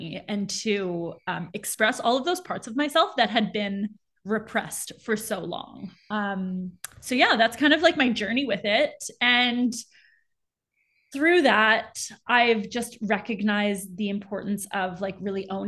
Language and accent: English; Montreal, Quebec, Canada; also born or lived in Southern Africa / Peru; now in Vancouver, Canada; I grew up in Montreal. That's where I'm originally from. I live in Vancouver now, but I was born and raised in Montreal.